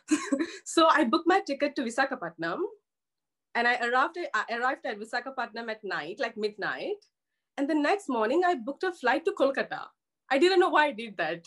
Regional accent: Malaysia; I'm from Malaysia and I literally grew up in a very small town

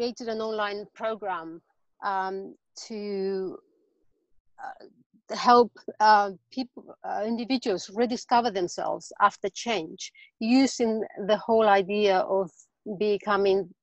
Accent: Spain; English is a second language; now in London, United Kingdom; I'm actually originally from Spain, and I live in London, so I have a weird accent

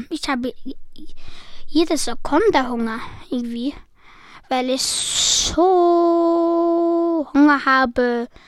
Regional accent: Switzerland; Weil ich bin nicht Deutscher, ich bin Schweizer

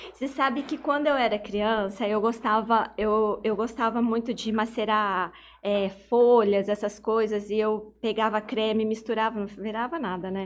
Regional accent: Urânia, São Paulo, Brazil; moved away; eu sou de Urânia e eu abri a minha primeira farmácia de manipulação lá em Urânia

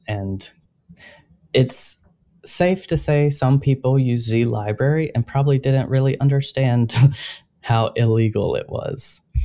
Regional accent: United States

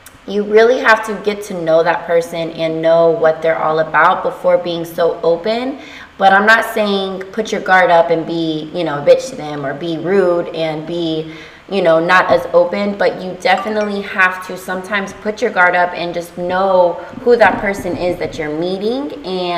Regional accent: Texas, United States; now in Florida, United States; I'm from Texas

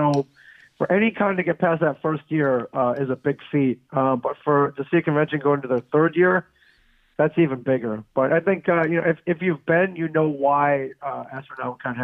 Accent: Michigan, United States; moved away; my home state of Michigan

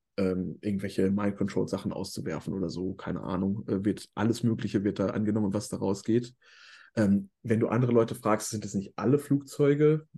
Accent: Ruhr area, North Rhine-Westphalia, Germany; also born or lived in Hamburg; ich komme halt aus dem Ruhrgebiet

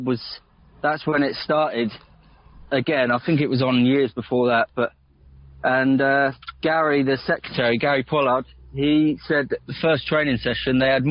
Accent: Porthleven, South West England, United Kingdom; moved away as an adult; also born or lived in Essex; now in Ruan Minor, United Kingdom; I'm from Porthleven

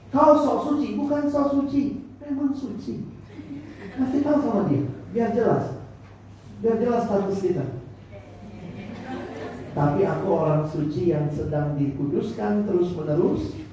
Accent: Ambon, Maluku, Indonesia; Saya orang Ambon. Yang beli kamu ya kok putih, mama saya menado.

